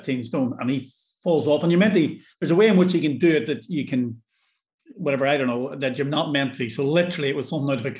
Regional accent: Ireland; now in Scotland, United Kingdom; I'm Irish

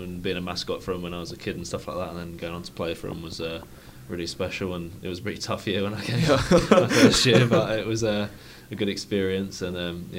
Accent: London, United Kingdom; Yeah, so I'm obviously from London

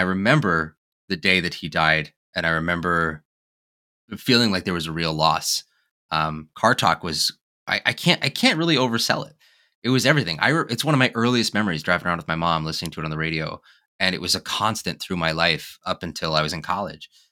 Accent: Wyoming, United States; being a kid growing up in Wyoming, growing up in, in the West.

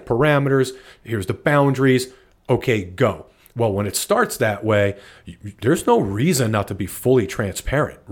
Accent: New Jersey, United States; moved away as an adult; also born or lived in Atlanta, Georgia; I was born in New Jersey

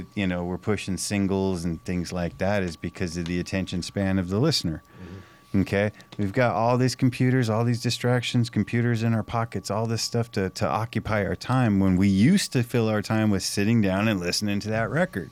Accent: California, United States; the small town I grew up in California

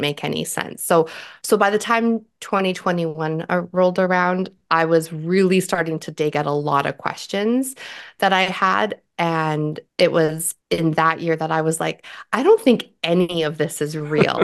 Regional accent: Canada; I'm Canadian

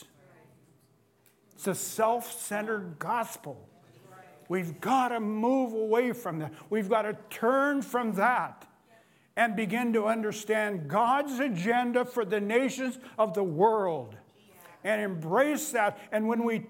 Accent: Cle Elum, Washington, United States; I was raised in Clee Ellum, and we used to get our deer every year

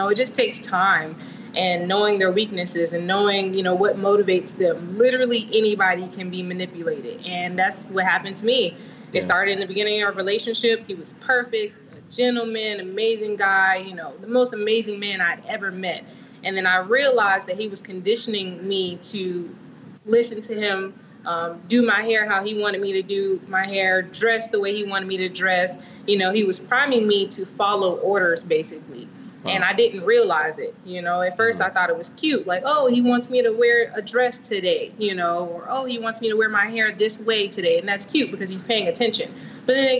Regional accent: Vero Beach, Florida, United States; Born in Florida. Vero Beach, actually, to be specific

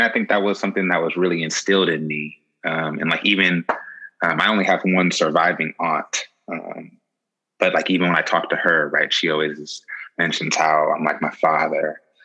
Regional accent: the Bay Area, California, United States; coming from the Bay, um, growing up in the Bay

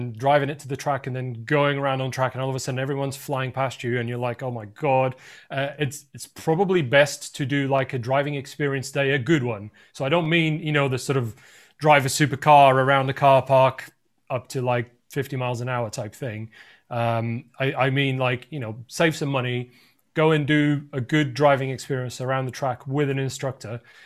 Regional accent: Lisbon, Portugal; moved away as an adult; now in United Kingdom; I'm from Portugal originally, from Lisbon, and I moved to the UK

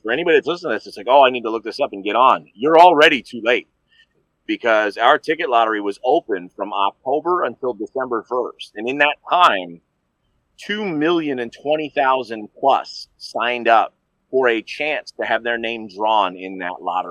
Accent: New Jersey, United States; I grew up in New Jersey

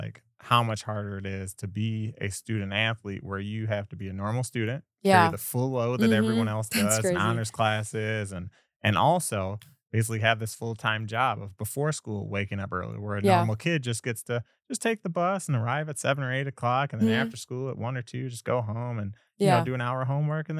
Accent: Wisconsin, United States; moved away as an adult; now in Las Vegas, United States; I'm from Wisconsin, moved out to Las Vegas after that.

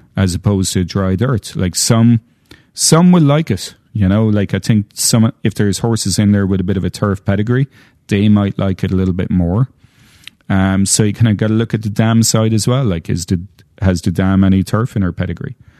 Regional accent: Ireland; I'm Irish, I'm saying tree, not three

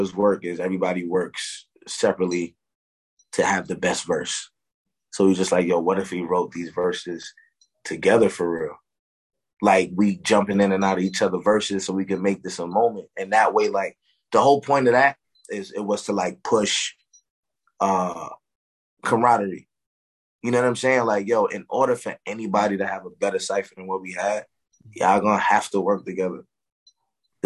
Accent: Newburgh, New York, United States; also born or lived in Brooklyn, New York; I was born in Brooklyn, grew up in Newburgh.

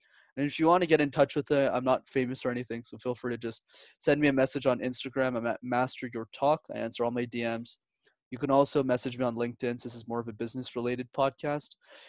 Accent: Montreal, Quebec, Canada; I was born and raised in Montreal, and Montreal is one of the few cities where you need to speak multiple languages to be successful in.

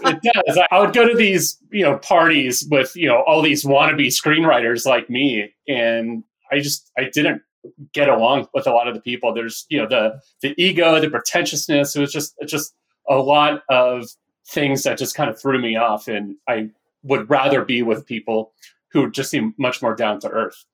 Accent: Northern California, United States; also born or lived in Orange County, California; I grew up in Northern California.

